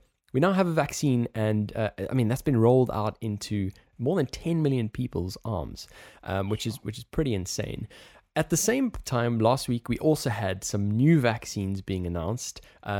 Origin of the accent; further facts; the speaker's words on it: South Africa; accent: South African; Yes, I know we both have South African accents, but I'm also, I'm South African, but I'm here.